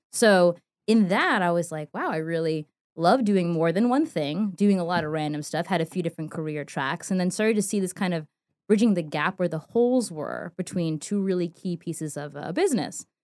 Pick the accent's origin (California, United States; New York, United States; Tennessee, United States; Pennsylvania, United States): New York, United States; New York City; moved away as an adult; also born or lived in North Carolina; me growing up in New York City